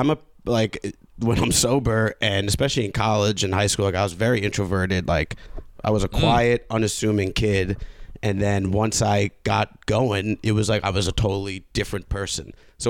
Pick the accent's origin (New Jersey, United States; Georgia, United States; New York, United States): New York, United States; Long Island; I'm from Long Island.